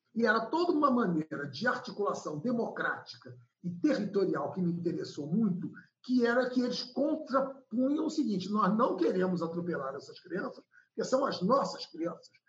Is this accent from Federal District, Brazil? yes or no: yes; Brasília, Federal District, Brazil; also born or lived in Recife; now in Rio de Janeiro, Brazil; eu tive uma infância feliz em Brasília, que eu corria quilômetros e voltava para casa